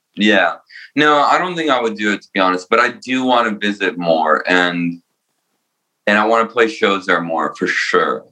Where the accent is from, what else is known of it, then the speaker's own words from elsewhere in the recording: New Jersey, United States; also born or lived in Romania; now in New York, United States; I was born in Romania and I moved to Jersey